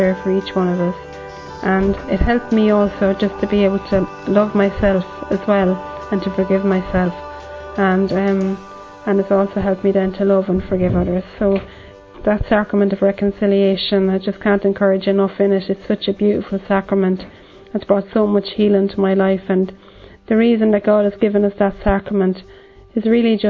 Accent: Ireland; I'm from Ireland

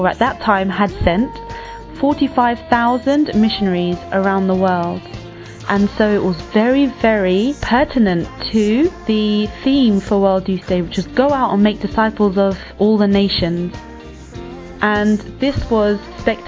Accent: London, United Kingdom; I was born in London and my parents come from Spain and Philippines

